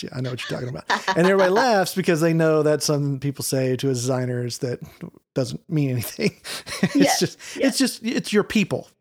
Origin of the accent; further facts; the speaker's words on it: East Texas, United States; also born or lived in Dallas-Fort Worth, Texas; I grew up in East Texas, which is like forest